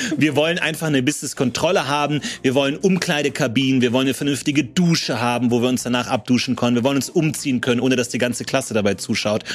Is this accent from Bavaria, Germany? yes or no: yes; Ebersberg, Bavaria, Germany; wo ich aufgewachsen bin, in Ebersberg